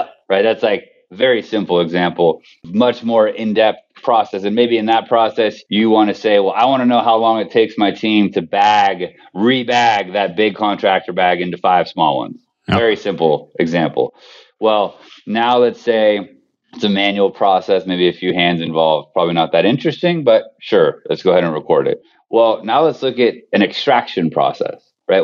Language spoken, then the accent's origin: English; Bay Area, California, United States; I grew up in the Bay Area